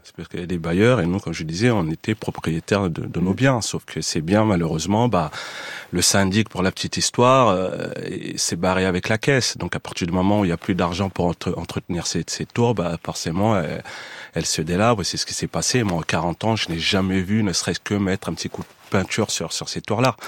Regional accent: Montfermeil, Île-de-France, France; J'ai grandi à Montfermeil, dans la cité des Bosquets

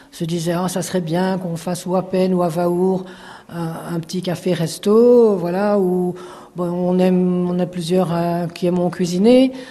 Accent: Brussels, Belgium; accent: Brussels; now in France; Mon petit accent vient de Bruxelles.

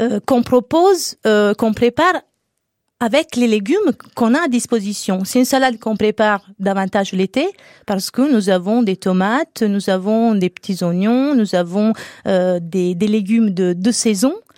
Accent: Naples, Campania, Italy; moved away; Je suis italienne. Euh, j'ai grandi dans un environnement populaire

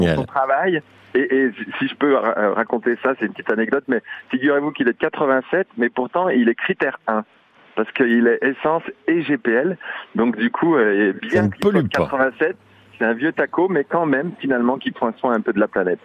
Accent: Jura, Bourgogne-Franche-Comté, France; je suis jurassien

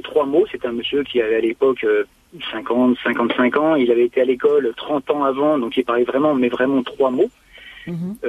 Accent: France; moved away as an adult; also born or lived in York; je suis français, euh, mon anglais est mauvais et même très mauvais

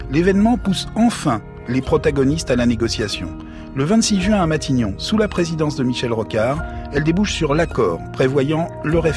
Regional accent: North Province, New Caledonia; Moi, je suis calédonien. Moi, je suis d'abord un mec de Boya.

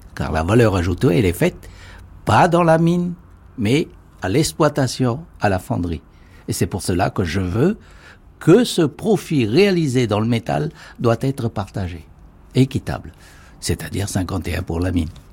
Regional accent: Kopéto massif, North Province, New Caledonia; je suis né sur le Cognombo

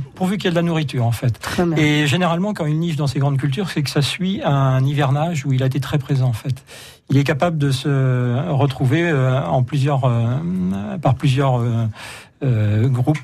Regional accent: Poitou-Charentes, Nouvelle-Aquitaine, France; chez nous, en Poitou-Charentes

